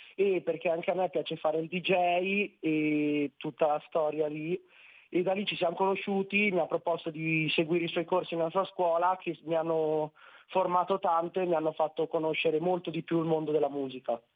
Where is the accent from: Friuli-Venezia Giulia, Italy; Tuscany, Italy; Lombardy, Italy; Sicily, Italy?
Lombardy, Italy; Nerviano; Nerviano, provincia di Milano